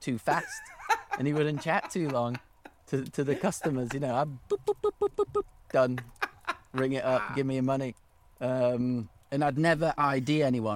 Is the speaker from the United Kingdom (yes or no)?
yes; Sheffield, Yorkshire and the Humber, United Kingdom; It was really nice growing up in Sheffield. I liked it. We didn't grow up in the city. We lived. About 20 minutes from the city centre, closer to Rotherham, actually.